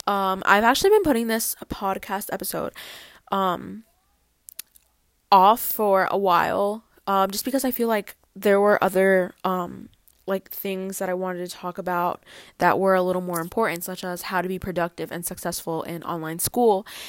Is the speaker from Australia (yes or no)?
no; New Jersey, United States; first language Spanish; English is a second language; also born or lived in The Bronx, New York; I was born in New York, the Bronx, and I moved to New Jersey when I was, like, three years old